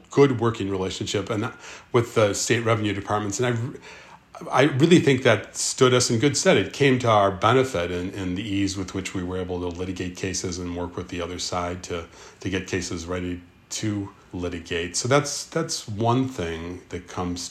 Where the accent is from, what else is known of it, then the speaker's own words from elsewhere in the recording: Park Ridge, Illinois, United States; I grew up in Park Ridge, Illinois.